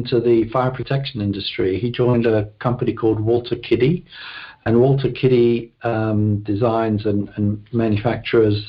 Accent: London, United Kingdom; moved away; Born and raised in London, West London specifically. The town was called South Harrow, which is a suburb of London

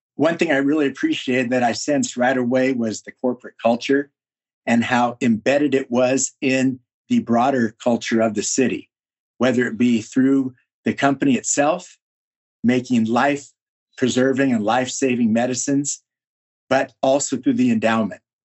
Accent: Berkeley, California, United States; moved away as an adult; also born or lived in Virginia; now in Indianapolis, United States; I'm from Berkeley, California originally

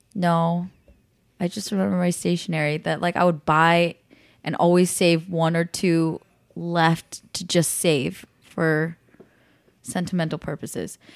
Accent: Los Angeles, California, United States; as a Californian

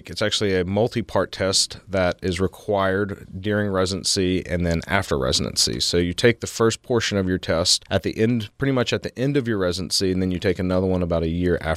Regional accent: Memphis, Tennessee, United States; also born or lived in Baltimore; I came from Memphis. I did my medical school and residency in Memphis, and then I did my fellowship at Johns Hopkins in Baltimore, Maryland.

